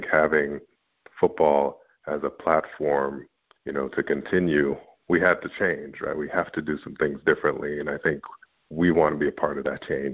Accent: Canada; I'm Canadian

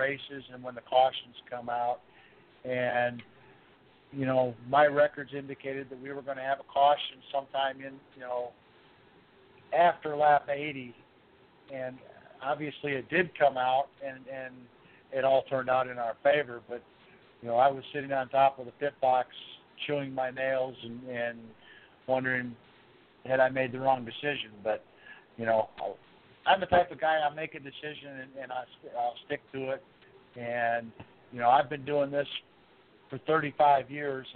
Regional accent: Michigan, United States; I grew up in Michigan

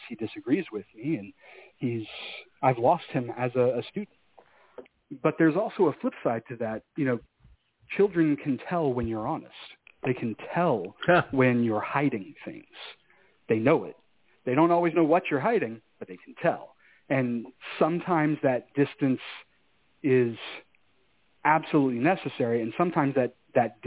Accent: Houston, Texas, United States; moved away; I'm from Houston.

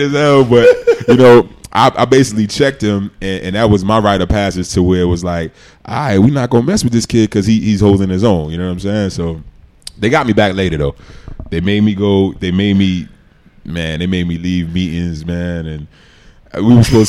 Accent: New York City, New York, United States; moved away; also born or lived in Oxford, Mississippi; growing up in Queens, I didn't know if I was going to go to uh, to college

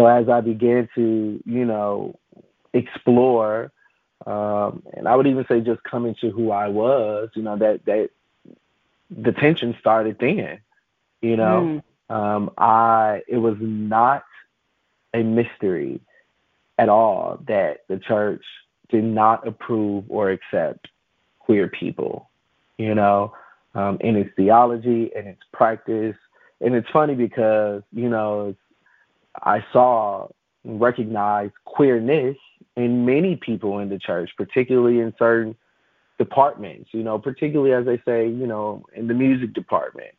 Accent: Chicago, Illinois, United States; I grew up in Chicago, and I went to, Pentecostal charismatic Black churches, primarily on the south side of Chicago, where I was reared

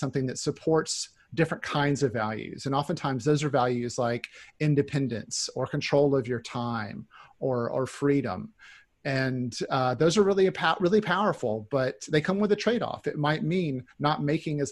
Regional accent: North Carolina, United States; also born or lived in Seattle; now in Orcas Island, United States; I'm from North Carolina originally, but Northwest is home for sure

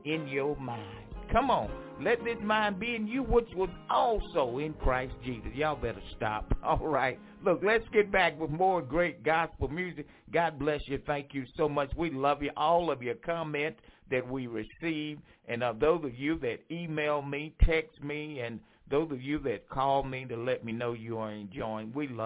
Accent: Franklin, North Carolina, United States; moved away; my hometown, Franklin, North Carolina

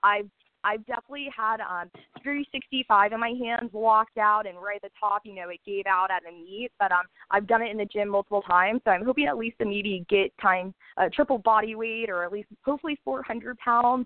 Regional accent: Orlando, Florida, United States; I'm born and raised in Orlando, Florida.

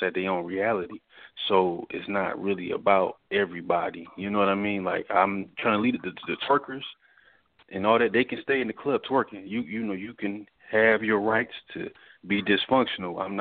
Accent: Detroit, Michigan, United States; now in Newport News, United States; I'm from Detroit, Michigan originally

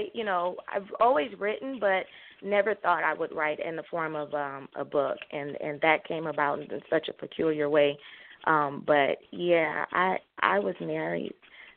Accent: Southern California, United States; I'm a true Californian. I've lived Southern California, born and raised, and I moved to Northern California

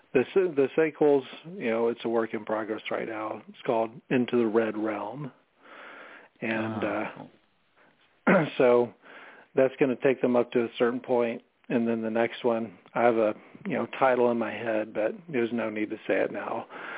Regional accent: Alaska, United States; also born or lived in Germany / Georgia / North Carolina / Alabama; I was born in Germany, then, you know, moved to, you know, went to different places in the South, Georgia, North Carolina, Alabama. I've lived in Alaska for 4 years. Alaska was the place I lived at the longest growing up.

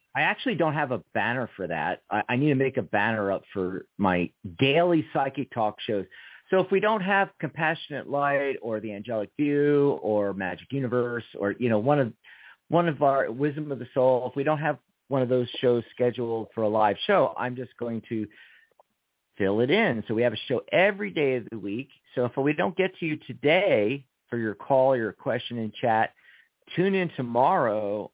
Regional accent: Philadelphia, Pennsylvania, United States; I'm from Philadelphia

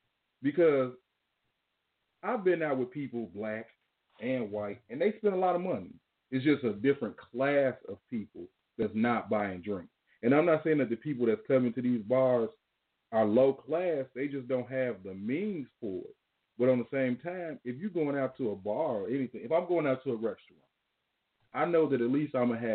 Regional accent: Chicago, Illinois, United States; I'm from Chicago, but I live out in Dollar

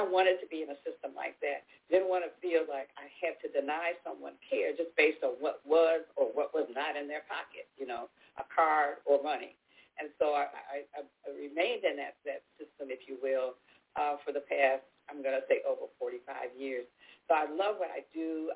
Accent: Chicago, Illinois, United States; moved away as an adult; now in Texas, United States; I'm, I'm a native Chicagoan. Um, I'm second, third, third generation uh, uh, Chicagoan, and um, I uh, went to Chicago public schools

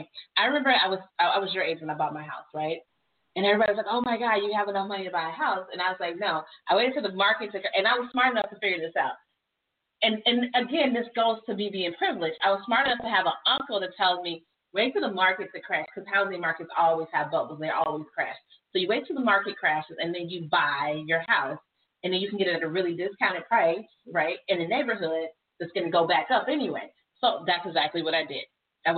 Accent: Jamaica; I'm Jamaican

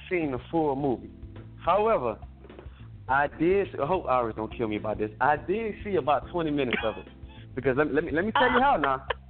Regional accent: Ireland; So I didn't know how big the book world was, because, you know, I came from Ireland.

